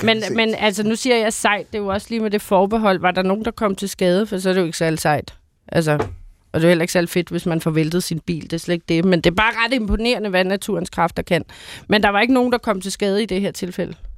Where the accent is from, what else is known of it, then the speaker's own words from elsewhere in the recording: Bornholm, Capital Region of Denmark, Denmark; nu kommer jeg jo fra Bornholm.